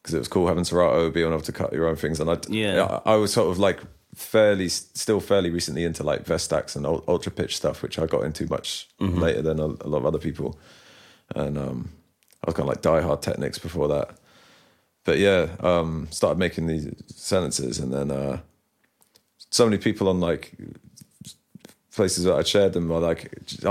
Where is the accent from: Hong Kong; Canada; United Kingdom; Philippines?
United Kingdom; Bristol, South West England; I'm from Bristol